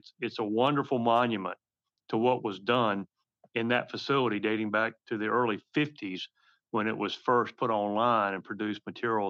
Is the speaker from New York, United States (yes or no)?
no; Carthage, North Carolina, United States; moved away; I am from a very small town in North Carolina, Carthage, North Carolina